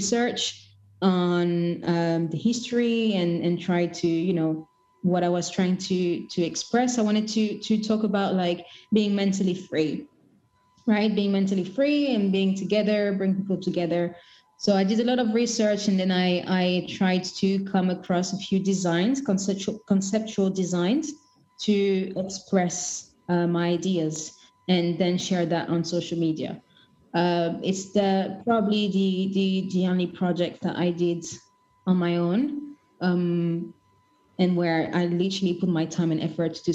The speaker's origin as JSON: {"language": "English", "town": "Kinshasa", "country": "DR Congo", "moved": "yes", "said": "I'm originally from Congo Kinshasa, and our Independence Day is on the 13th of June"}